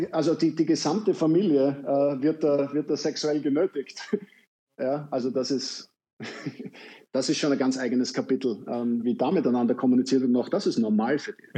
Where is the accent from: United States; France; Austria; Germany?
Austria; Vienna; ich als Wiener